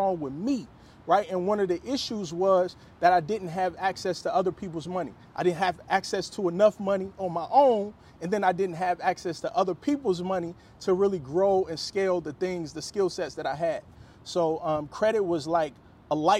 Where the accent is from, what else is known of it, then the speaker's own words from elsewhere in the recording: Cincinnati, Ohio, United States; moved away as an adult; also born or lived in Chicago, Illinois; I'm originally from Cincinnati, Ohio.